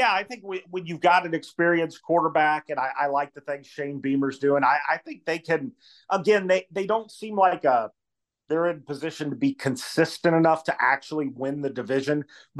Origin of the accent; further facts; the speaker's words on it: Missouri, United States; moved away; I grew up in Missouri, as you know, and I went to a pretty big high school.